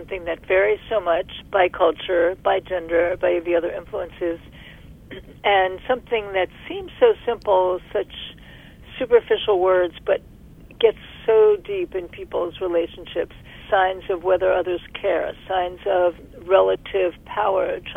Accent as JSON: {"language": "English", "town": "New York City", "region": "New York", "country": "United States", "also_born_or_lived": "Berkeley, California", "moved": "as an adult", "said": "I'm from Brooklyn, New York"}